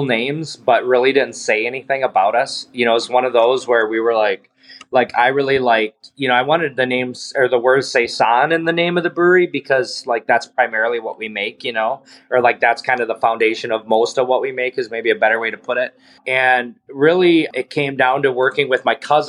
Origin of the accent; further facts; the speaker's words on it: Daggett, Michigan, United States; now in Marquette, United States; I grew up in Menominee County